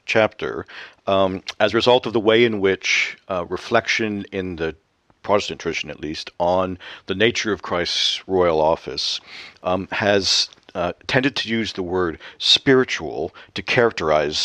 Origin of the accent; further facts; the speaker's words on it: Canada; moved away as an adult; now in Scotland, United Kingdom; the climate here in Scotland is obviously different than the one that I was accustomed to back home in Canada